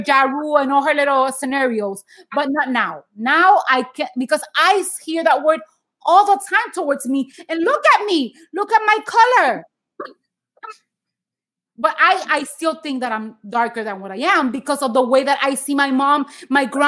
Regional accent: Puerto Rico; English is a second language; now in Miami, United States; I'm half Cuban, half Dominican, born and raised in Puerto Rico.

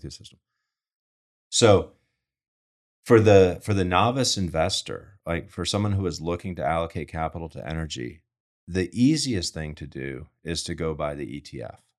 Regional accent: Rochester, New York, United States; moved away as an adult; also born or lived in Manhattan, New York; I grew up in Rochester

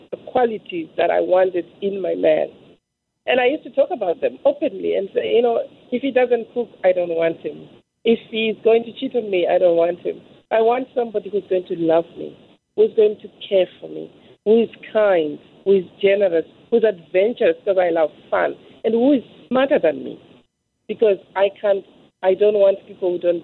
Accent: Zimbabwe; I'm from Zimbabwe originally

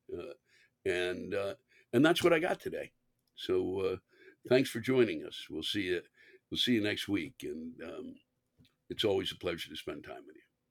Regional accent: New York, United States

